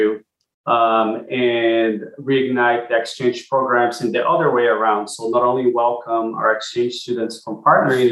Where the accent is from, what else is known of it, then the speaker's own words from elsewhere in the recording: Brazil; now in Austin, United States; I'm originally from Brazil, and my dad lives there